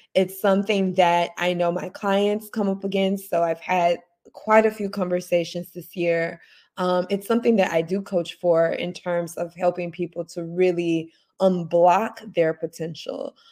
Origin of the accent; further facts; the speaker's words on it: Memphis, Tennessee, United States; moved away; I am recording this morning from my hometown, uh, Memphis, Tennessee.